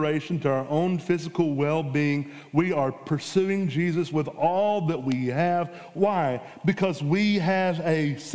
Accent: United States; we are Americans

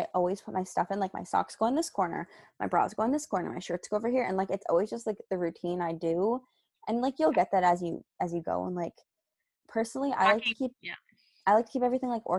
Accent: Canada; we're from Canada

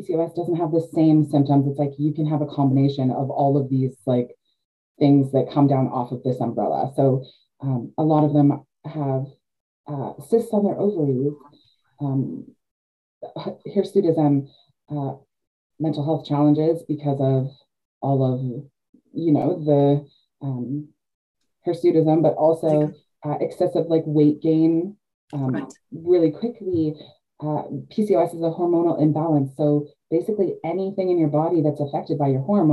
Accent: Canada; also born or lived in Georgian Bay, Ontario; I am Canadian. Yeah. I live in Georgian Bay, Ontario, Canada

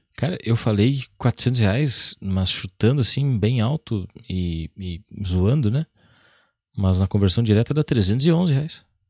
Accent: Brazil; eu que sou brasileiro e falo mal inglês

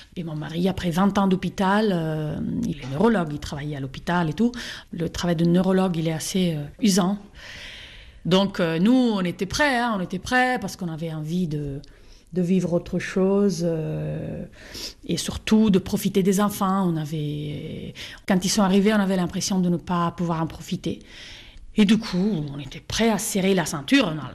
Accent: Italy; now in Cantal, France; je suis née à Gênes, née à Milan

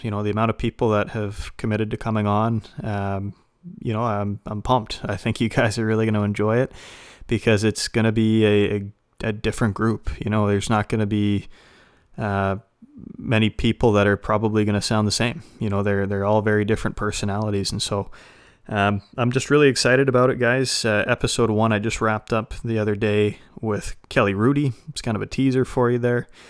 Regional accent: Western Canada, Canada; I grew up in Western Canada, Like any Canadian kid

